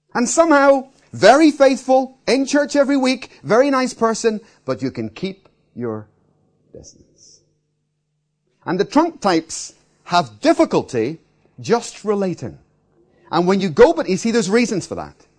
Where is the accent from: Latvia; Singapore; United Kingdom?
United Kingdom; Belfast, Northern Ireland; I grew up in Belfast, in the middle of a war zone